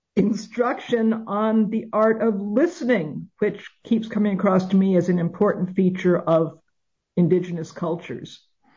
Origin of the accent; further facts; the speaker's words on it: New York City, New York, United States; as I was growing up in New York City